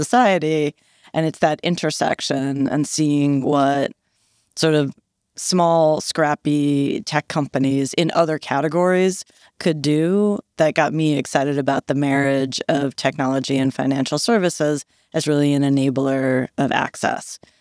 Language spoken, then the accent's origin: English; Philadelphia, Pennsylvania, United States; now in New York, United States; I'm actually from Philly